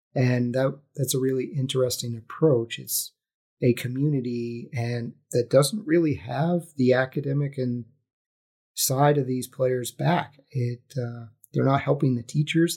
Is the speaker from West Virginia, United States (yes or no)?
yes; West Virginia, United States; I grew up in West Virginia